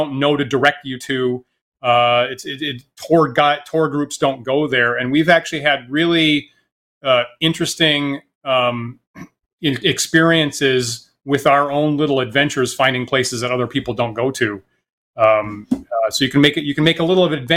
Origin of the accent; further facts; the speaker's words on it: New England, United States; growing up in New England